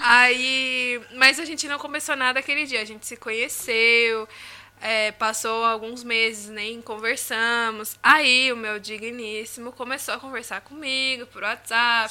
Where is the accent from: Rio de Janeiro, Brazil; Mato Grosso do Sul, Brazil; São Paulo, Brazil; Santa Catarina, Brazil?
São Paulo, Brazil; moved away as an adult; also born or lived in Egypt / Jordan; eu tava no Brasil, em São Paulo, sou de São Paulo